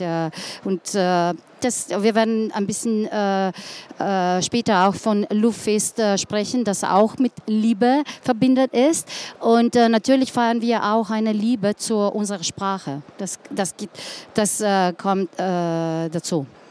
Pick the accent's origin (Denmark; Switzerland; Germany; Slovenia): Slovenia; Ljubljana; German is a second language; ich komme aus Ljubljana, bin dort geboren, äh, ganzes Leben dort gelebt. Also jetzt bitte ich um, um ein bisschen Geduld, weil Deutsch keine, nicht meine Muttersprache ist.